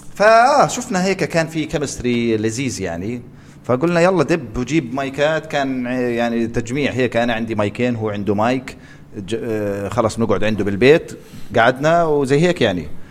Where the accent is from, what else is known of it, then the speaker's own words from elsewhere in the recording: Jordan; عندنا بالاردن